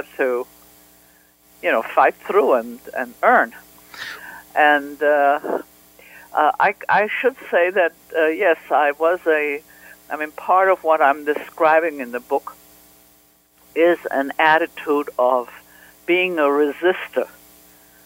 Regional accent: Vienna, Austria; moved away; I grew up in Vienna

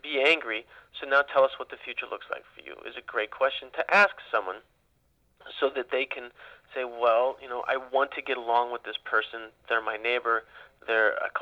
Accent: Ukiah, California, United States; as I grew up in Ukiah

